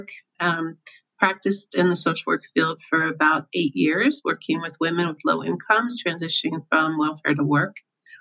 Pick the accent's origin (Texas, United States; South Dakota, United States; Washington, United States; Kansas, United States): Kansas, United States; Overland Park; also born or lived in Colorado; I grew up in Kansas City, as you just mentioned. I grew up in a little suburb called Oberlin Park, Kansas.